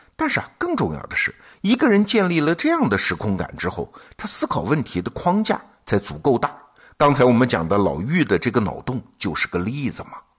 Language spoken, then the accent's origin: Chinese; China; 我们中国人